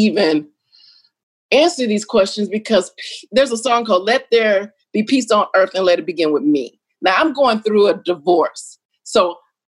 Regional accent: the South, United States; I grew up in the South

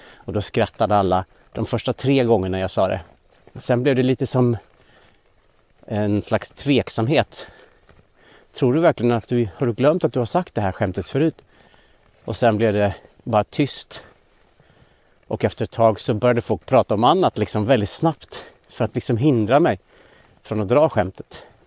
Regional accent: Linghed, Dalarna County, Sweden; now in Stockholm, Sweden; skogarna runt Linghed där jag växte upp i Dalarna

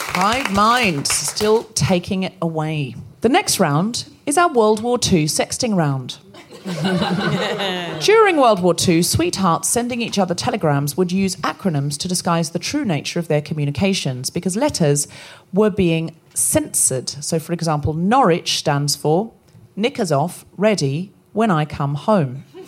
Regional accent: Australia; moved away; I was born and raised in Australia

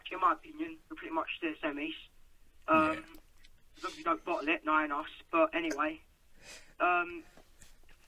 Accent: Hertfordshire, East of England, United Kingdom; accent: Cockney

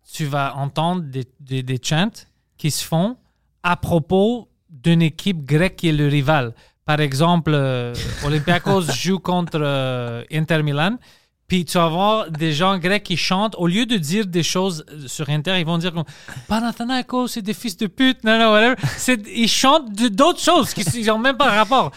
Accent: Montreal, Quebec, Canada; accent: Greek accent in French; pas que je suis né ici

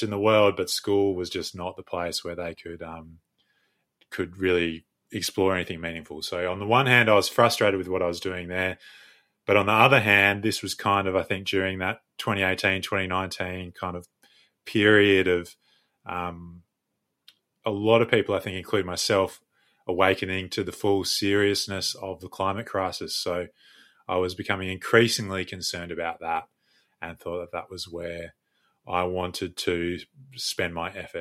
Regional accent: Western Australia, Australia; I was also born and raised in West Australia, and I have never ventured far

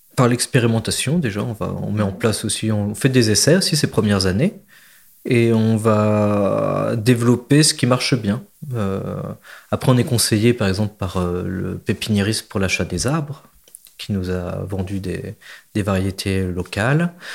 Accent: Berry, between Bourges and Sancerre, Centre-Val de Loire, France; also born or lived in Marseille; now in Réquista, France; je suis originaire du Berry, entre Bourges et Sancerre

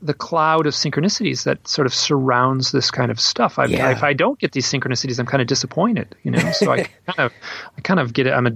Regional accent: Midwest, United States; I'm from the Midwest

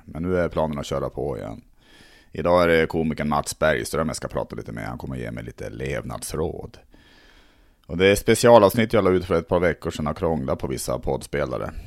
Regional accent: Tärnaby, Västerbotten County, Sweden; jag är ändå uppvuxen uppe i Lappland, i Tärnaby mm. där.

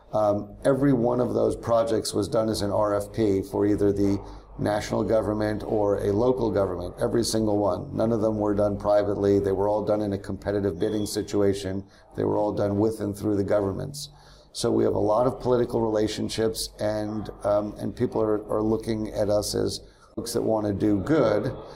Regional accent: New York area, United States; growing up in the New York area

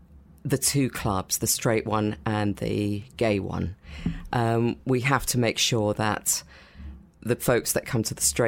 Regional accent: United Kingdom; as a British-born Indian.

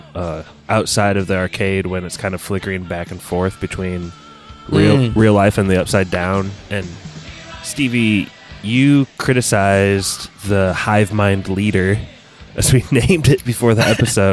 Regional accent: Indiana, United States; we're from the Hoosier State

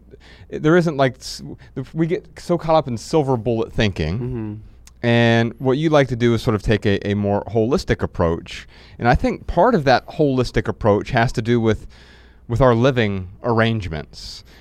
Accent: Dayton, Ohio, United States; We're from Dayton, Ohio.

